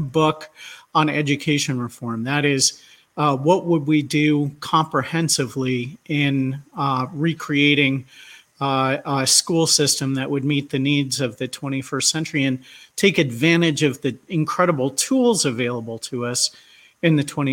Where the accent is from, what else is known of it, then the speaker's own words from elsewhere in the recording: New Jersey, United States; I still have lifetime teacher certification in my home state of New Jersey